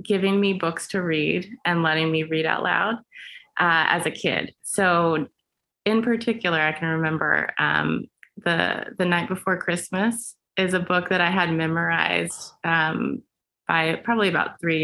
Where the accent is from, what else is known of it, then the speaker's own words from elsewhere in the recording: Herndon, Virginia, United States; moved away as an adult; also born or lived in New York; now in Los Angeles, United States; I'm from Herndon, Virginia. Which is just outside of Washington, D.C.